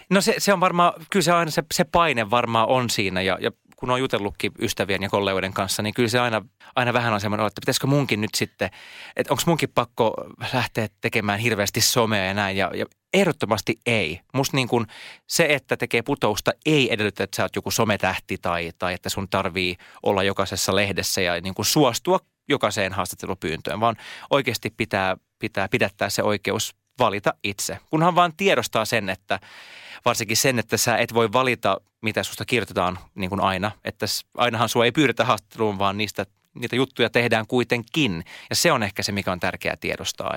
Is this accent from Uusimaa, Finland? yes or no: yes; Siuntio, Uusimaa, Finland; first language Swedish; Finnish is a second language; moved away as an adult; also born or lived in Helsinki; Mä oon muuttanut takaisin kotiin maalle Siuntioon